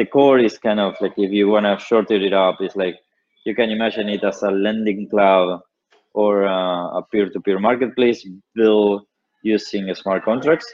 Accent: Patagonia, Argentina; I built an ISP in my hometown. I'm from the Patagonia.

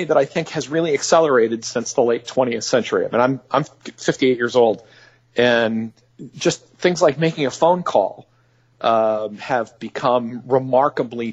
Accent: near Springfield, Massachusetts, United States; I grew up near Springfield, Massachusetts, in the Connecticut Valley

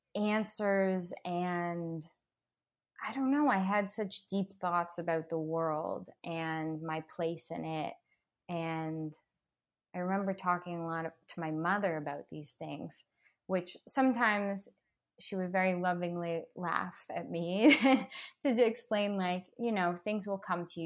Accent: Toronto, Ontario, Canada; moved away as an adult; now in Los Angeles, United States; back in my hometown

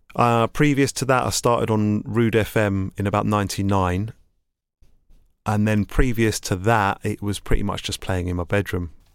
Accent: London, United Kingdom; I grew up in East London in Hackney, and I went to school in Islington.

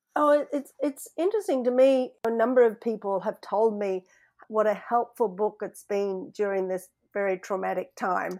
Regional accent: Sydney, New South Wales, Australia; moved away as an adult; now in Seattle, United States; Growing up in Australia, you know, where in Sydney there's no snow

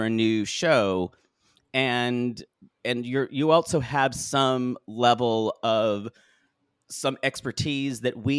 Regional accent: United States; I say that as an American.

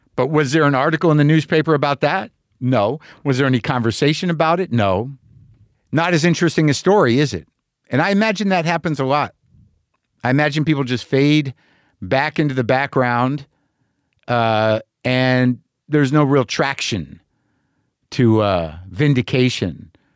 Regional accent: New Mexico, United States; moved away; me as an American guy, as a guy who grew up in New Mexico

